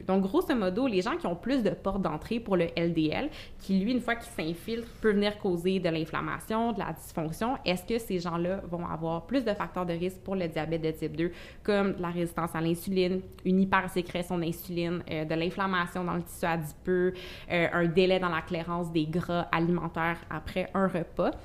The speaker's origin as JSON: {"language": "French", "town": "Gatineau", "region": "Quebec", "country": "Canada", "said": "Je suis originaire de Gatineau"}